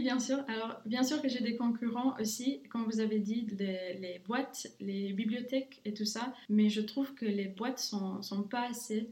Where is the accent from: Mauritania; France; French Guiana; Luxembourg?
Luxembourg; also born or lived in Romania / England / Ireland; j'habite au Luxembourg dès que j'ai 7 ans. Je viens de la Roumanie